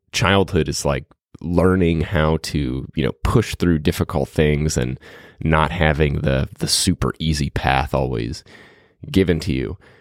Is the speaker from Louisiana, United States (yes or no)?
yes; New Orleans, Louisiana, United States; when I grew up in New Orleans